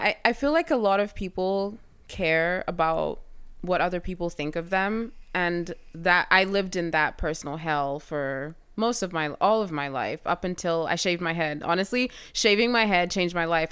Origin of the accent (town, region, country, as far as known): Kenya; now in United States